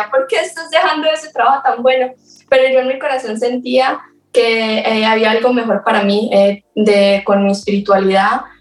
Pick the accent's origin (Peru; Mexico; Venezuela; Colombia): Colombia; also born or lived in Florida, United States; now in Asheville, United States; tiempo en Florida, entre Colombia y Florida, había